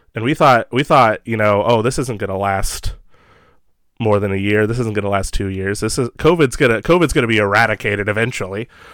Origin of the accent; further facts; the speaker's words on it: Ohio, United States; I'm from Ohio and Midwest area